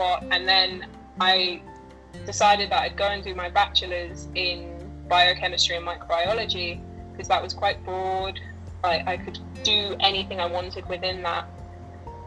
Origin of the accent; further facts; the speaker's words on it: Cambridge, East of England, United Kingdom; So I grew up in Cambridge. That's my like family home.